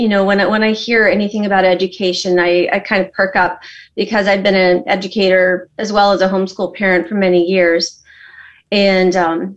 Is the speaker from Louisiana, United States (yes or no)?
no; Colorado, United States; now in Tennessee, United States; Well, I am a Coloradoan, but I live in Tennessee right now.